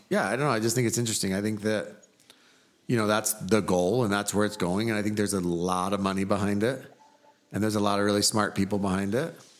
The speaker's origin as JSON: {"language": "English", "region": "California", "country": "United States", "tie": "born or raised there", "moved": "yes", "lives_now": "Utah, United States", "said": "I grew up in California."}